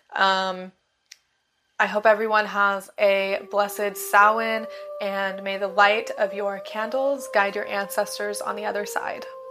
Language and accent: English; Bakersfield, California, United States; moved away as an adult; now in Florida, United States; my hometown, Bakersfield, California